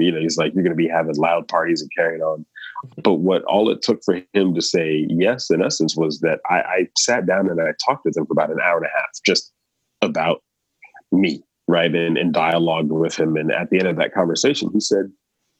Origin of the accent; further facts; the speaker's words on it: United States; moved away as an adult; now in Gulf region; as an American